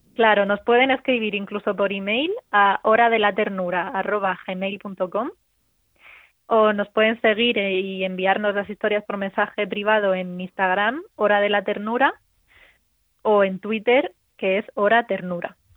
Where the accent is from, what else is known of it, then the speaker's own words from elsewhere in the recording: Region of Murcia, Spain; yo como murciana